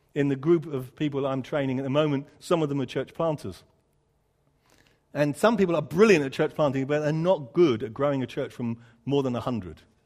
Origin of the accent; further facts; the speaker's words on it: United Kingdom; I'm a Brit